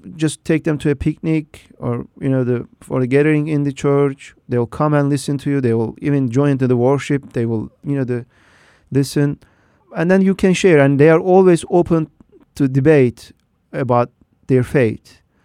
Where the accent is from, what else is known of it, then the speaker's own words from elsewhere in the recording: Turkey; moved away as an adult; now in United States; I grew up in Turkey with a you know, the very Duat Muslim family.